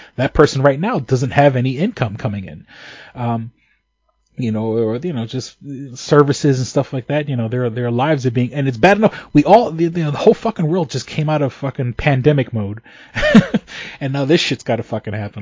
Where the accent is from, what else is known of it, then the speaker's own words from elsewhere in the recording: New York City, New York, United States; moved away; I grew up in New York City